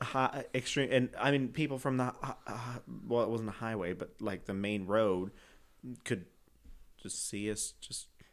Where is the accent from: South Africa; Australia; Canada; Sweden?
Canada; moved away; I'm from Canada.